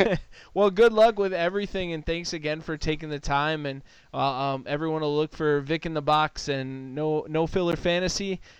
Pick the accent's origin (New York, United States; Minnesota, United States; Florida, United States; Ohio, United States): Minnesota, United States; Minneapolis; born and raised in Minneapolis